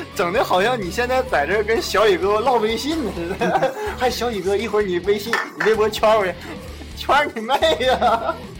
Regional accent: Hulunbuir, Inner Mongolia, China; 我们家乡的骄傲，内蒙的骄傲，呼，呼伦贝尔的骄傲

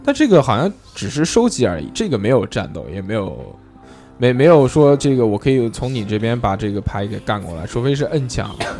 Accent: Nanjing, Jiangsu, China; accent: Nanjing dialect; 我们南京话就叫弹子儿

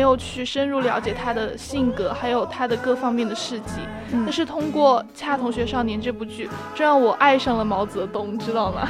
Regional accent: China; 我们中国人民是很，是，其实是很团结的

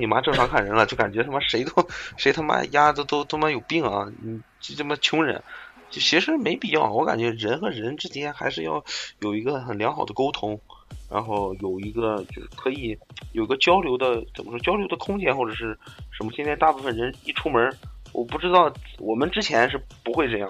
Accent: northern China, China; 我们北方也要保持一个传统

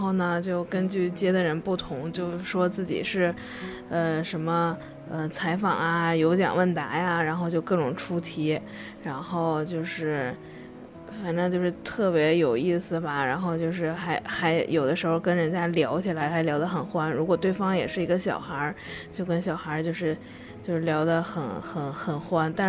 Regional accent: Tangshan, Hebei, China; 二十五岁，河北唐山人

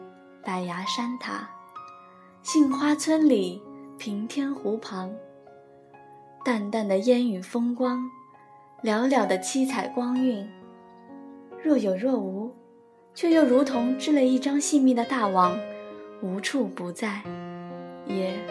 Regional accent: Chizhou, Anhui, China; 则是生我养我的故乡，池州。

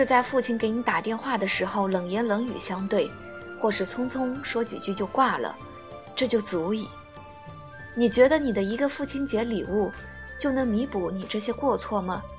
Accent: China; 继续保持我们中国人的含蓄内敛有什么不好？

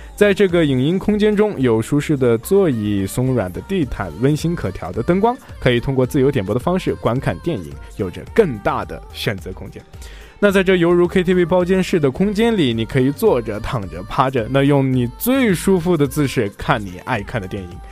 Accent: Xinjiang, China; 我新疆人

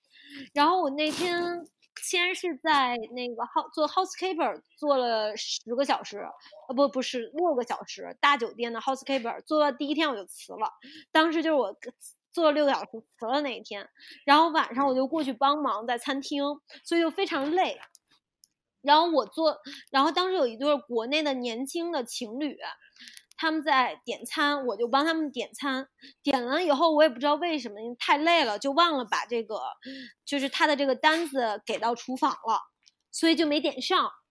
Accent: China; moved away as an adult; also born or lived in Cairns, Australia; now in Australia; 我自己就是中国人，我的家人都是中国人，我的很多朋友都在中国

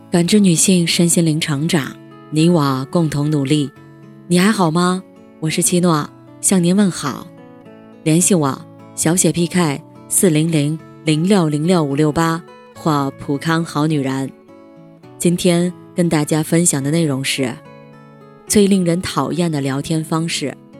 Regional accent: Guangdong, China; 我是潮汕人

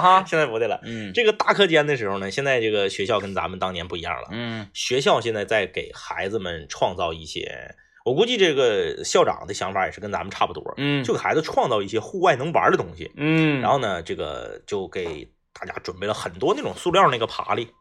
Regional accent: Fushun, Liaoning, China; 我老家在这个

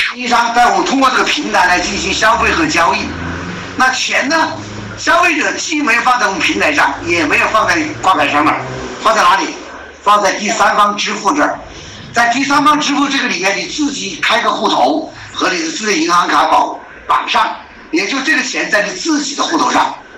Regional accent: Hubei, China; 我们湖北人

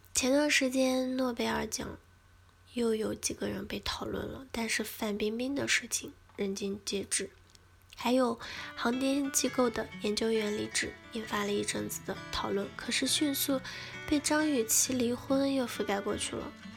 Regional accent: China; 作为一个中国人

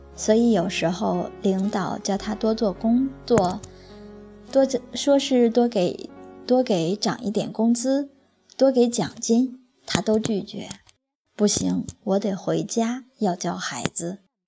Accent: Guangzhou, Guangdong, China; first language Cantonese; Chinese is a second language; 我在广州出生， 在广州语言环境里面讲广州话

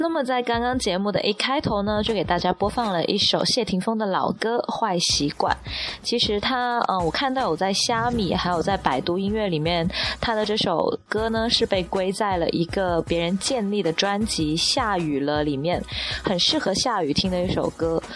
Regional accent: Guangzhou, Guangdong, China; 像是广州人，也算是从小生活在大城市里的人吧

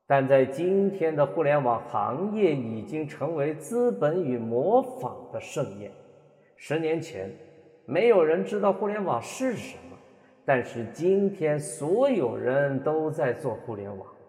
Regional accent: Loudi, Hunan, China; 咱们家乡的一所中学，楼底一中

